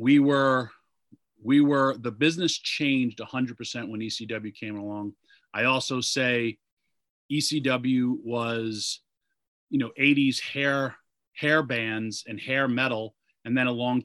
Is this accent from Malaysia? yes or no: no; Yonkers, New York, United States; I was born in Yonkers, New York